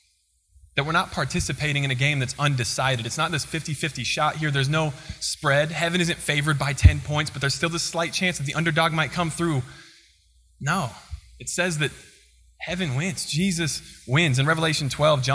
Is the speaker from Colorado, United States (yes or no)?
yes; Colorado, United States; also born or lived in Kansas; now in Missouri, United States; I'm from Colorado, but my mom's family is from Kansas